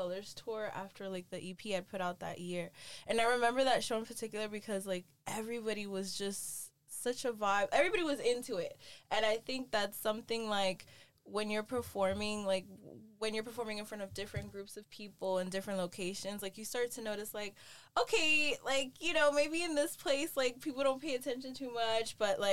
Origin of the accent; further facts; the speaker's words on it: New York City, New York, United States; now in Miami, United States; I'm from the Bronx, New York, currently based in Miami, Florida